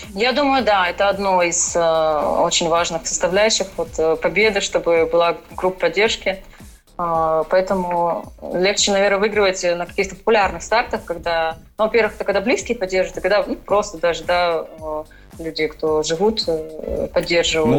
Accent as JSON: {"language": "Russian", "town": "Krasnoyarsk", "region": "Krasnoyarsk Krai", "country": "Russia", "tie": "born or raised there", "also_born_or_lived": "Moscow", "moved": "as an adult", "lives_now": "Florida, United States", "said": "я родилась именно в Сибири"}